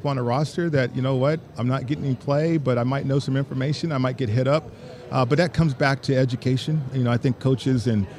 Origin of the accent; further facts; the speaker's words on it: Las Vegas, Nevada, United States; my hometown is hosting a Super Bowl